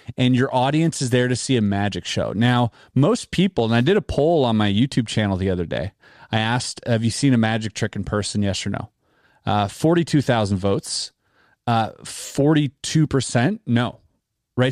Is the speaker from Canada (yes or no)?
yes; Canada; we're Canadian